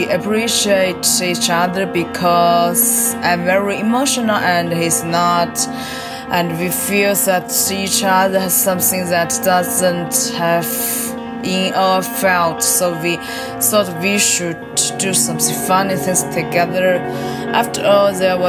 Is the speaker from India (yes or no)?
no; Changsha, Hunan, China; now in Beijing, China; I was born in Changsha, Hunan. I currently live and work in Beijing.